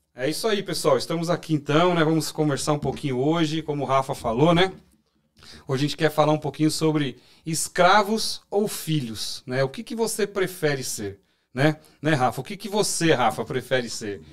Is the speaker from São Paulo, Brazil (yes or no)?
yes; São Paulo, Brazil; eu sou de São Paulo